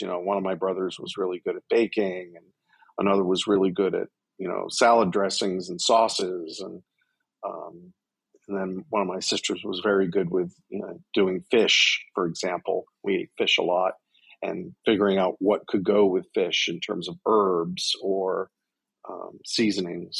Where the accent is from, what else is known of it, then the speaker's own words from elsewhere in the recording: south of Boston, Massachusetts, United States; now in Washington, D.C., United States; I was born in Boston and grew up south of Boston in a coastal town